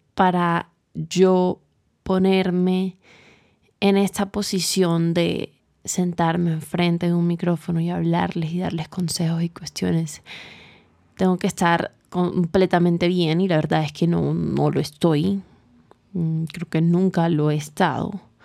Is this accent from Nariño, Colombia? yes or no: no; Barranquilla, Atlántico, Colombia; now in Bogotá, Colombia; Yo vivo en Bogotá, soy de Barranquilla